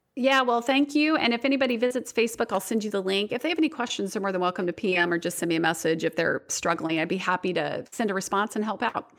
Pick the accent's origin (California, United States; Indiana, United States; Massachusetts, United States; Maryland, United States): Indiana, United States; my hometown and around Indiana